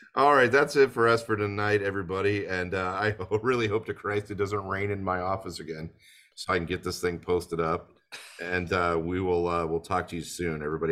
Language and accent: English; United States; I'm actually from the United States